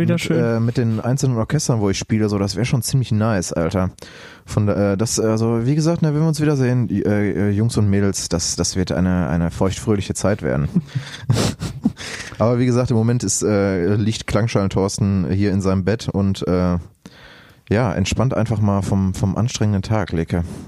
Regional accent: Lünen, North Rhine-Westphalia, Germany; ich war auch in meinem, in meinem, in meinem Heimatdorf in Brambauer

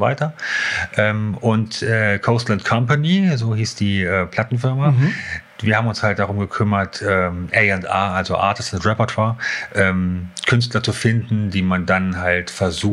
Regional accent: Hanover, Lower Saxony, Germany; moved away; in Hannover. Und äh, ja, aber schon so da, wo ich, wo ich groß geworden bin

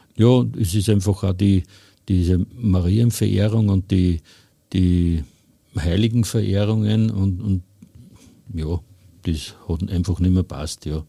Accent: Hofkirchen im Traunkreis, Upper Austria, Austria; Ich komme aus Hofkirchen im Traunkreis

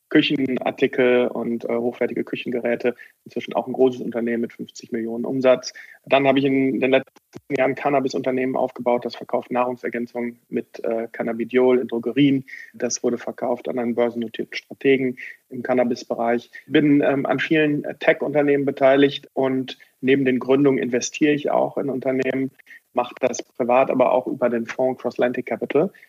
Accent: Bochum, North Rhine-Westphalia, Germany; born there; ich bin gebürtiger Bochum. Bochumer, bin im Augusta Krankenhaus in Bochum geboren

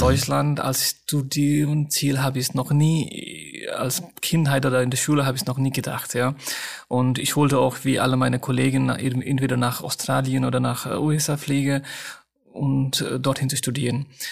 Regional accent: Nepal; German is a second language; moved away as an adult; now in Germany; Meine Eltern sind noch in Nepal. Die beide sind äh, in Nepal, in meiner Heimatstadt

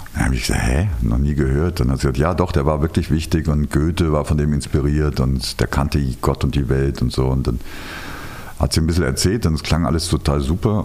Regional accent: Rhineland, Germany; ich bin ja Rheinländer

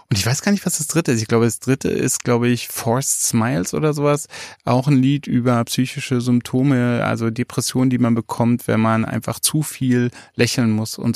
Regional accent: Leipzig, Saxony, Germany; Oh, schon wieder, schon wieder eine Spezialität aus meiner Heimatstadt Leipzig.

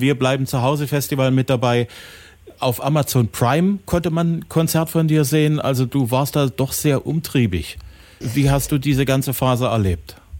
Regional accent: Saxony, Germany; bei uns in Sachsen

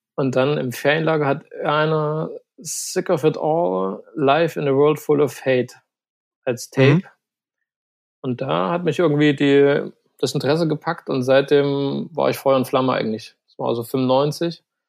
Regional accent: Zschopau, Saxony, Germany; moved away as an adult; also born or lived in Chemnitz / Leipzig; ich komme ursprünglich aus dem schönen Karl-Marx-Stadt, mhm. AK Chemnitz. Jetzt ähm, bin dann aber aus irgendeinem Grund ins Erzgebirge gezogen nach Zschopau

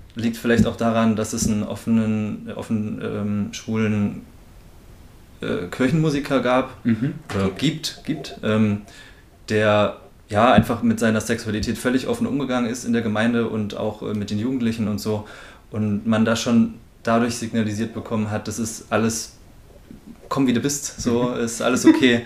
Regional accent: near Naumburg an der Saale, Saxony-Anhalt, Germany; der Nähe von Naumburg an der Saale

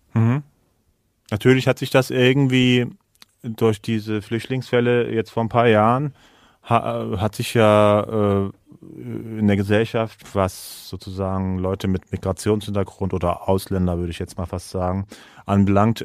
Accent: Germany; also born or lived in Istanbul; now in Kassel, Germany; ich bin halt aus Deutschland

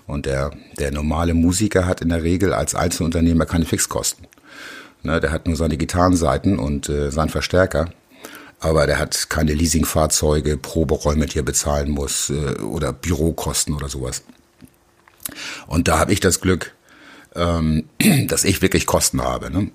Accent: Hamburg, Germany; ich bin Hamburger Jung, ich bin hier aufgewachsen

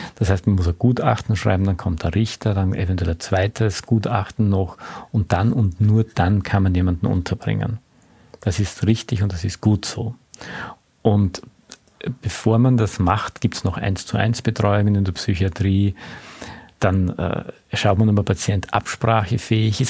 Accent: Austria; als Österreicher

